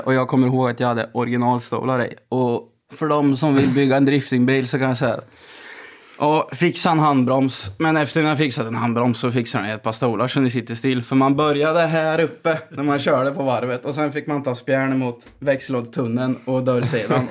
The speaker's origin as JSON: {"language": "Swedish", "town": "Gammalkil", "region": "Östergötland", "country": "Sweden", "tie": "born or raised there", "said": "jag är uppväxt i, i Gammalkind"}